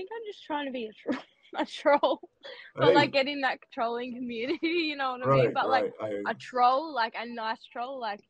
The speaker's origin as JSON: {"language": "English", "town": "Broken Hill", "region": "New South Wales", "country": "Australia", "tie": "born or raised there", "said": "my hometown's Broken Hill"}